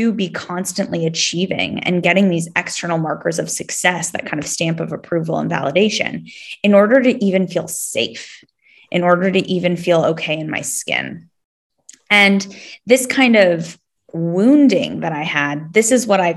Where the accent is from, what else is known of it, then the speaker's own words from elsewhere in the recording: Palo Alto, California, United States; also born or lived in Sydney, Australia; now in Los Angeles, United States; I am actually originally from the Bay Area, so from the Silicon Valley, that's Palo Alto, California